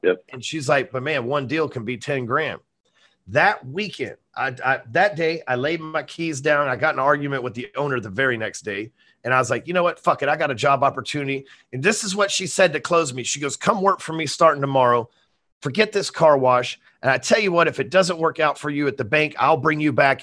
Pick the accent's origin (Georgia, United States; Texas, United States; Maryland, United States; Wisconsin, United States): Texas, United States; North; I'm sitting here in Texas, North yep. Texas. My friends are in the neighborhood I grew up